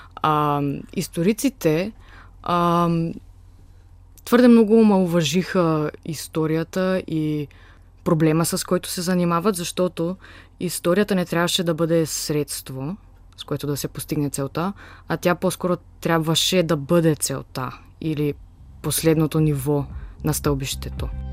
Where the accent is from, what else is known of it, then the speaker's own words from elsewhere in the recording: Skopje, North Macedonia; now in Sofia, Bulgaria; от Скопия съм, от Република Северна Македония